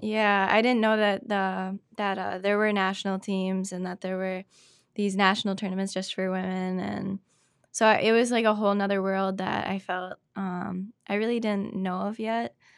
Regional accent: Spooner, Wisconsin, United States; also born or lived in Cumberland, Wisconsin; Born and raised in Spooner, Wisconsin.

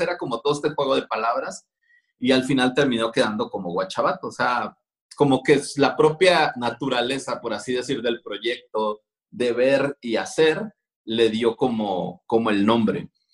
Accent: Culiacán, Sinaloa, Mexico; yo soy nacido tal cual en Culiacán, Sinaloa. Soy de la orgullosa colonia Díaz Ordaz

